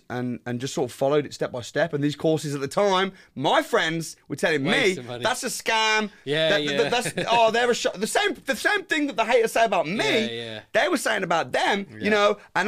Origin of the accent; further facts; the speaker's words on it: West Midlands, United Kingdom; also born or lived in Wolverhampton; So I'm from the Midlands. Yeah. I grew up in a place called Warsaw.